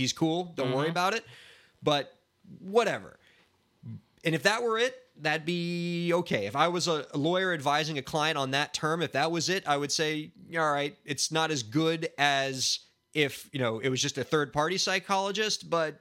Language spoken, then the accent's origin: English; Miami, Florida, United States; We're from Miami where there's neither any snow nor mountains